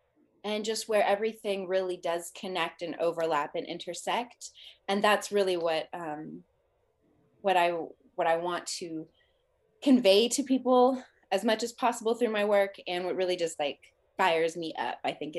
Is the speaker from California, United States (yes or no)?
yes; Los Angeles, California, United States; And they moved to Alabama. I was like, I'm from Los Angeles. I was like, I am not moving to Alabama.